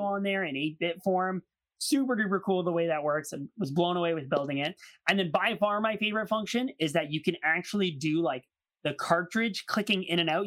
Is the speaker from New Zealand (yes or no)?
no; Canada; me being Canadian